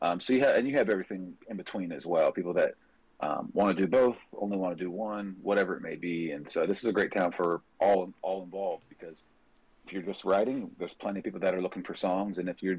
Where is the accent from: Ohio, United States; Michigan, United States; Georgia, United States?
Ohio, United States; moved away as an adult; also born or lived in Fairmont, West Virginia / Parkersburg, West Virginia; now in Nashville, United States; I live in Nashville. Yeah, I live in Nashville, but I was born in West Virginia, and I grew up in Ohio. I've only been in Nashville for about 2 years now.